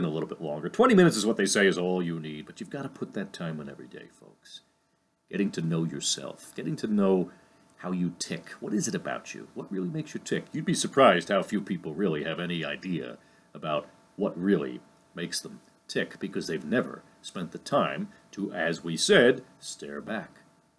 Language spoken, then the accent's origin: English; Lyndhurst, New Jersey, United States; my hometown here in Lyndhurst, New Jersey